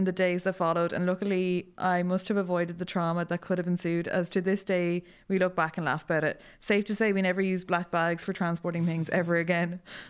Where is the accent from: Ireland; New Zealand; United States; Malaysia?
Ireland; County Mayo; It's December 2010, the year of the big snow, and I'm from Mayo, so that actually means true inconvenience, can't go anywhere, can barely walk outside the door.